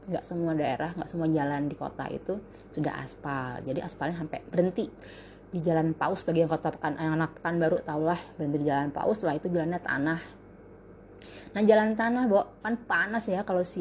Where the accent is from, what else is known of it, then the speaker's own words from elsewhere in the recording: Semarang, Central Java, Indonesia; born there; yang jelas latar belakang gue kelahiran Semarang